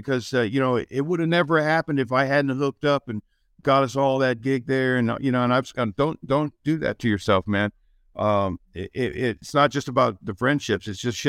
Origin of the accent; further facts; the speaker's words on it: Canada; well, I'm from Canada. So a couple means like 30.